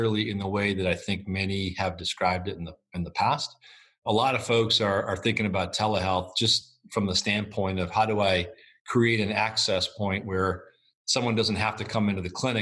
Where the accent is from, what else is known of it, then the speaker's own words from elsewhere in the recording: United States; as an American public